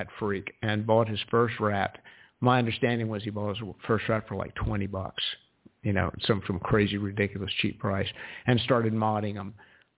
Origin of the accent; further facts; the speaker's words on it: South Carolina, United States; my home state of South Carolina